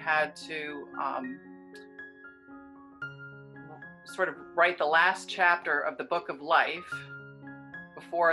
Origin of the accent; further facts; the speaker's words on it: New Jersey, United States; moved away; also born or lived in California; I'm from New Jersey originally.